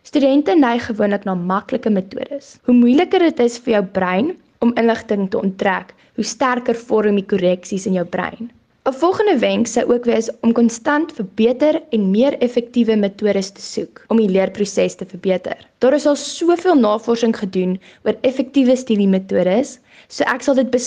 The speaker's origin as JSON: {"language": "Afrikaans", "country": "South Africa", "first_language": "af", "said": "Afrikaans bly my moedertaal en passie, so dit sal baie lekker wees om in 'n Afrikaanse omgewing te bly."}